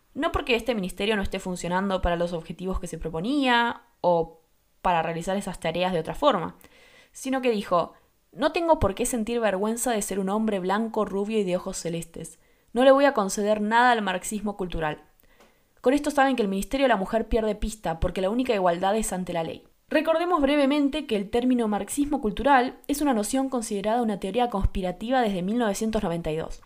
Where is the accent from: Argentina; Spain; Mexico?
Argentina; yo soy de Argentina